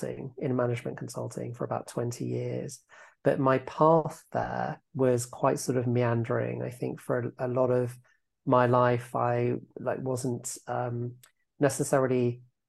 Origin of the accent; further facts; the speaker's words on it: Epsom, South East England, United Kingdom; moved away as an adult; also born or lived in Manhattan, New York; So I am now based back in my hometown of Epsom in Surrey, which is just outside London, probably about 20 miles. This is where I wasn't born here, but I grew up here